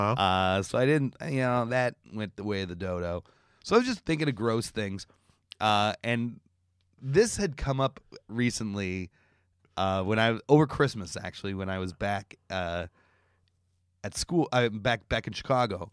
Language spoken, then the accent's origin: English; Canada; moved away; I'm Canadian.